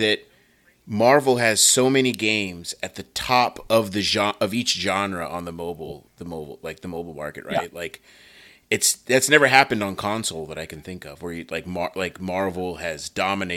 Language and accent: English; United States; I'm an American